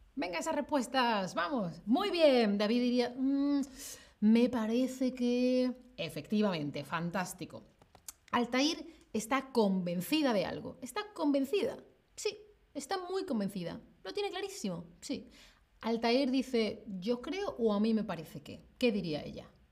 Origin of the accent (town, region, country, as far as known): Spain; now in Germany